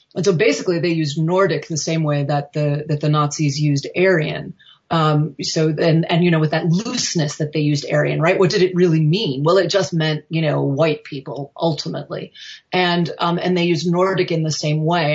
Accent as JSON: {"language": "English", "country": "United States", "said": "as an American"}